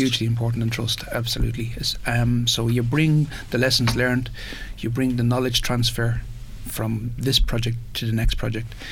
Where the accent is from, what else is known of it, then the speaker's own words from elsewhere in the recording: Ireland; we did what we always do as Irish